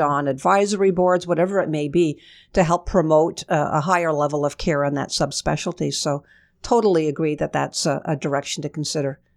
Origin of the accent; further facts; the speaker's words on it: Kingston, Ontario, Canada; I grew up in Kingston, Ontario. I was born and bred there